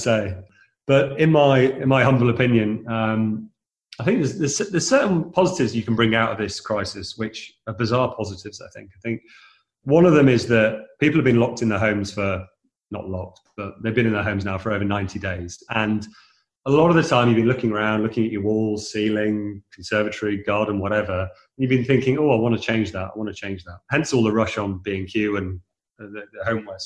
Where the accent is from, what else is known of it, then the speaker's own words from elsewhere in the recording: Derby, East Midlands, United Kingdom; I'm from Derby originally